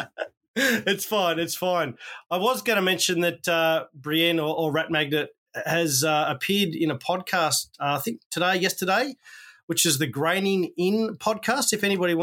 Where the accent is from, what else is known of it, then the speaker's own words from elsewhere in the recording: Australia; accent: Aussie; my Aussie accent